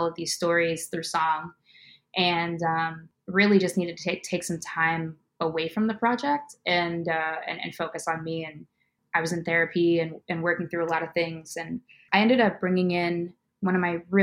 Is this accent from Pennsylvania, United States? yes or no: yes; Pittsburgh, Pennsylvania, United States; moved away as an adult; now in Chicago, United States; I'm from Pittsburgh, but I just recently moved to Chicago in August of 2021